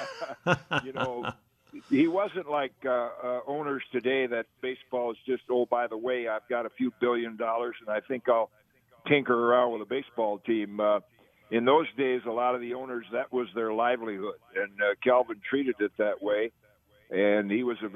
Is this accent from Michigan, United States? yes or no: yes; Zeeland, Michigan, United States; growing up in Zeeland